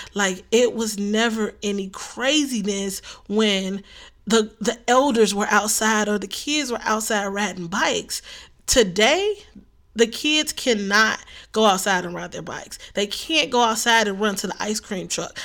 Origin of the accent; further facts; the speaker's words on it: Chicago, Illinois, United States; I'm from the city of Chicago